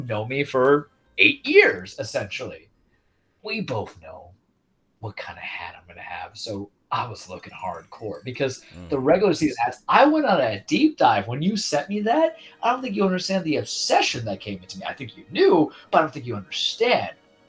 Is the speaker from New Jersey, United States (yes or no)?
no; New York, United States; I'm from New York